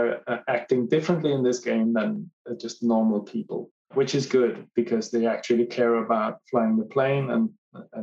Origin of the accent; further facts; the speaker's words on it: Copenhagen, Capital Region of Denmark, Denmark; I am from Copenhagen in Denmark in Europe